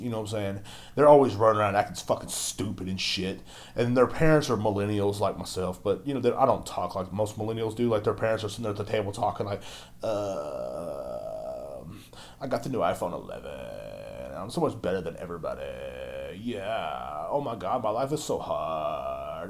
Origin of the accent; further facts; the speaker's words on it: United States; I'm an American